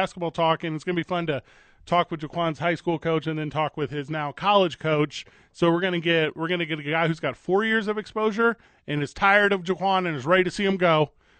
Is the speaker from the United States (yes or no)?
yes; Albuquerque, New Mexico, United States; we're from Albuquerque.